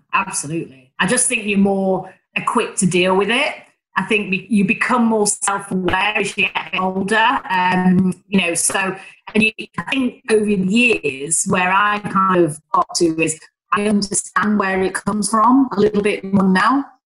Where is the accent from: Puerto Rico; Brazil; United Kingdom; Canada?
United Kingdom; Northern England; accent: Northern; I, with my Northern accent, and my degree was as good as everyone else